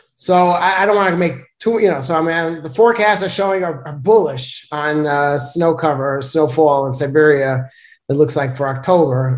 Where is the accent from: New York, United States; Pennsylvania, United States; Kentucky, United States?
New York, United States; New York City; moved away; I'm from Brooklyn, New York